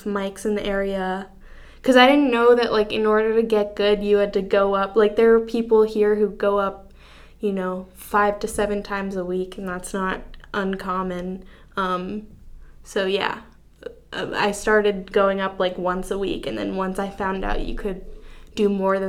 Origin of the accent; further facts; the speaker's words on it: Durham, North Carolina, United States; I'm from Durham